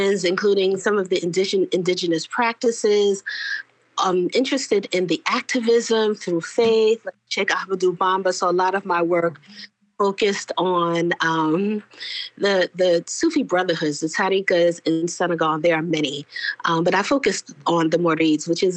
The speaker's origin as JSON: {"language": "English", "town": "New York City", "region": "New York", "country": "United States", "tie": "born or raised there", "said": "I grew up in New York City. And New York City is, you know, what they used to call a melting pot. And then it was a salad bowl. But, you know, New York City, specifically where I grew up in Brooklyn"}